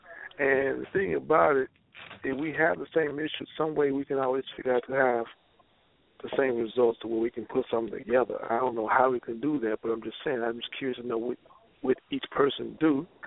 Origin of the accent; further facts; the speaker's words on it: Louisiana, United States; moved away; I was raised in Louisiana